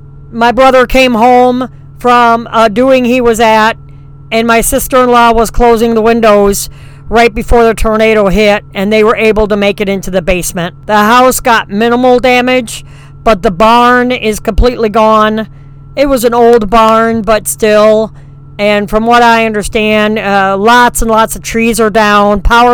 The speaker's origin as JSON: {"language": "English", "area": "between Wausau and Stevens Point", "region": "central Wisconsin", "country": "United States", "tie": "born or raised there", "moved": "yes", "said": "a tornado touched down in my hometown in central Wisconsin that went through my brother's farm, the homestead where I grew up"}